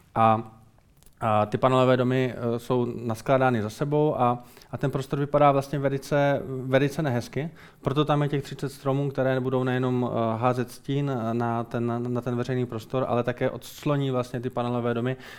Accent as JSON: {"language": "Czech", "town": "Brno", "region": "South Moravian Region", "country": "Czechia", "also_born_or_lived": "Modřice", "said": "Já jsem Brňák, no. Já, já, jsem, já jsem Brňák, vystudoval jsem fakultu architekturu, ar, architektury v Brně, eh, stavební průmyslovku v Brně"}